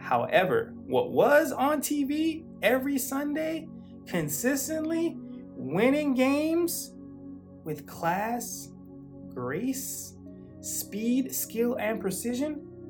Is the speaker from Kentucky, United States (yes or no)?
yes; Fort Campbell, Kentucky, United States; born there; also born or lived in Germany / Austria / Switzerland / Kansas; now in South Florida, United States; I'm not originally from South Florida. I was what you call an army brat growing up. So when I grew up, I lived in Germany, Austria, and Switzerland, and Kansas, and Tennessee, and Kentucky, which is where I was born, Fort Campbell, Kentucky